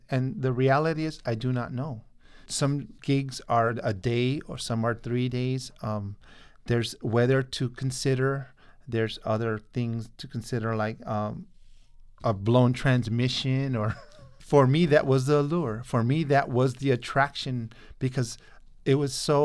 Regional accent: Tucson, Arizona, United States; also born or lived in Nogales, Sonora, Mexico; I was born in Nogales, Sonora. I'm an immigrant, and I was raised here in Tucson

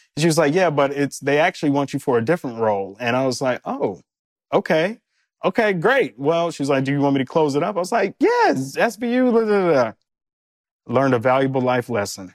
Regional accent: Detroit, Michigan, United States; moved away; also born or lived in New York; we're both from Detroit, uh, both born in the same hospital, w-, grew up on the same side of Detroit

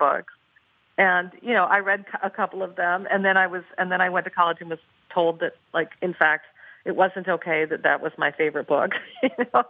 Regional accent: Portland, Oregon, United States; my hometown of Portland, Oregon

